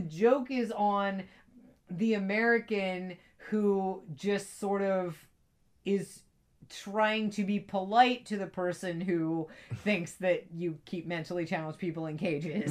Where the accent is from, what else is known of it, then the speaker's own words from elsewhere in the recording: East Coast, United States; also born or lived in Italy; I'm from the East Coast. I've always lived on the East Coast. I've never lived off the East Coast.